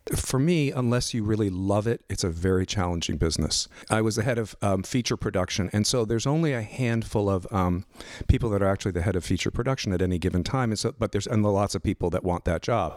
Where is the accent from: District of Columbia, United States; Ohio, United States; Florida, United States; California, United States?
California, United States; Los Angeles; I grew up out in Northridge, out in the valley, and went to Cal State Northridge.